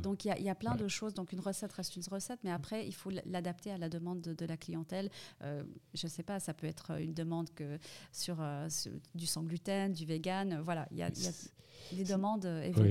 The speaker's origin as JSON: {"language": "French", "region": "Fribourg", "country": "Switzerland", "tie": "born or raised there", "also_born_or_lived": "Saudi Arabia / Middle East", "moved": "as an adult", "said": "Je suis née à Fribourg. Donc je suis vraiment une fribourgeoise"}